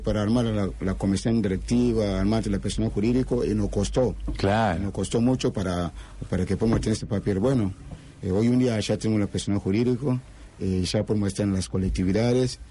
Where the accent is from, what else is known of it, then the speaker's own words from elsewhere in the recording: Ghana; Spanish is a second language; moved away as an adult; also born or lived in Panama; now in Rosario, Argentina; salí de Ghana. Salí de Ghana cuando yo tenía 19 años, solamente 19 años